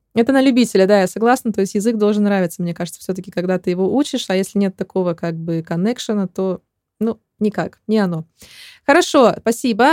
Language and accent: Russian; Chelyabinsk, Chelyabinsk Oblast, Russia; now in Spain; в моем родном Челябинске